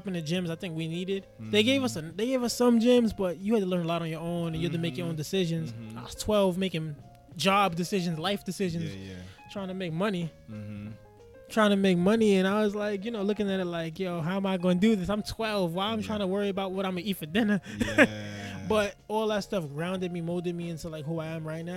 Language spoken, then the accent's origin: English; New York City, New York, United States; I'm from Bed-Stuy, Brooklyn. I'm from Roosevelt Projects, to be exact.